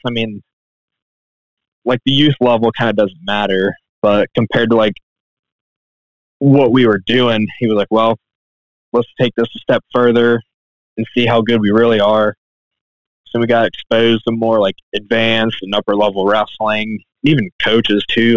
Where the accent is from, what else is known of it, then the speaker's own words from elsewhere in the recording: Carlisle, Ohio, United States; I'm from Carlisle, Ohio, Southwest Ohio